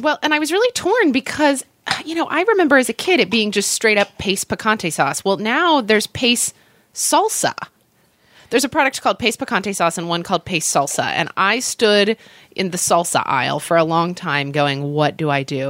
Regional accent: Oklahoma, United States; I grew up in Oklahoma, so lots of thunderstorms, lots of tornadoes

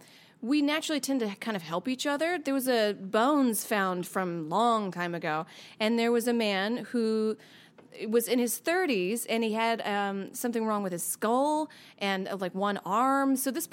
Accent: the South, United States; I'm from the South

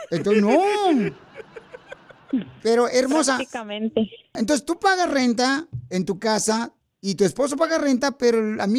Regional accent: Monterrey, Nuevo León, Mexico; now in Chicago, United States; Porque acá venimos de Monterrey, Estados Unidos, papuchón.

